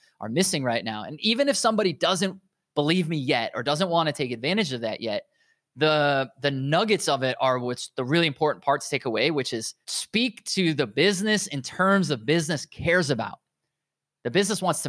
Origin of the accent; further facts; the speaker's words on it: United States; accent: American; I'm obviously American, as you can guess by my accent.